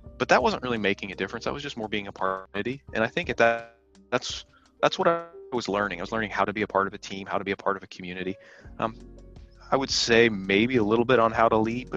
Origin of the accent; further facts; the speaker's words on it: Bedford, Pennsylvania, United States; moved away as an adult; also born or lived in Texas / Midwest; now in Santa Cruz, United States; I grew up in Bedford, Pennsylvania, which is about 46 miles from Mercersburg